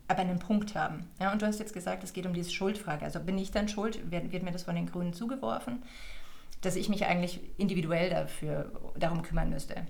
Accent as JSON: {"language": "German", "country": "Germany", "said": "als Deutsche"}